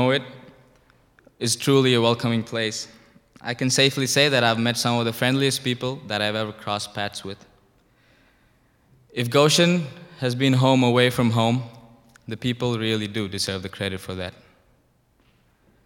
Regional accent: India; moved away as an adult; now in United States; I'm from India.

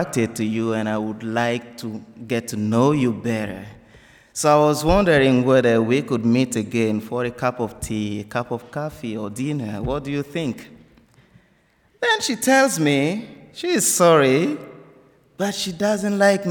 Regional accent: Burkina Faso; English is a second language; moved away as an adult; now in United States; Before I left Burkina Faso

